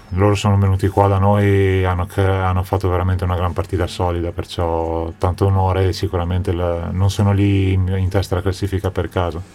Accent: Trento, Trentino-Alto Adige, Italy; born or raised there; moved away

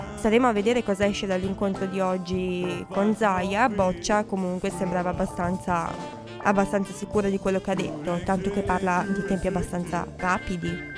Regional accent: Veneto, Italy; io sono veneta

